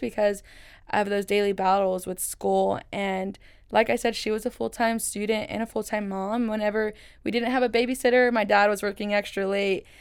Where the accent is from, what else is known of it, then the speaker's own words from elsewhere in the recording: Waco, Texas, United States; first language Spanish; English is a second language; I was born and raised here in Waco, Texas